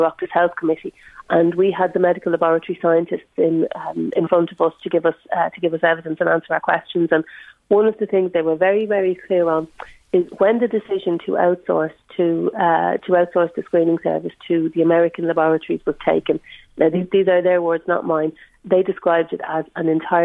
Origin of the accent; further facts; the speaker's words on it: Ireland; As an Irish woman and someone who uses the cervical check service